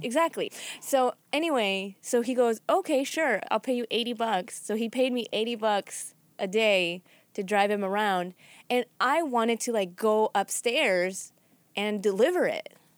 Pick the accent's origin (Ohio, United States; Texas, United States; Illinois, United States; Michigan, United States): Illinois, United States; Chicago; moved away as an adult; also born or lived in Boston; I was from Chicago